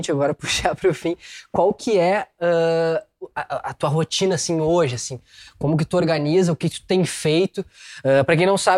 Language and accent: Portuguese; Rio de Janeiro, Brazil; born there; como nasci no Rio de Janeiro, eu sei que carioca é só quem é